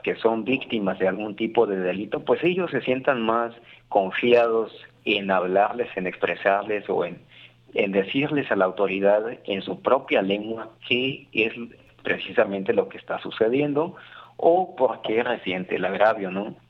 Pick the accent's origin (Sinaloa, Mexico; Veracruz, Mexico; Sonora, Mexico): Veracruz, Mexico; aquí en nuestro estado mexicano, en Veracruz